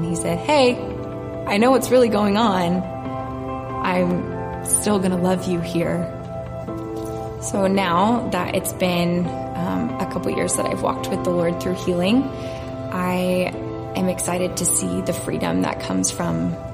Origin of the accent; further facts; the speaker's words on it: Topeka, Kansas, United States; I grew up here in Topeka